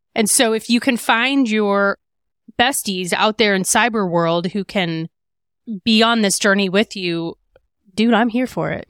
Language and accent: English; Midwest, United States; I'm from the Midwest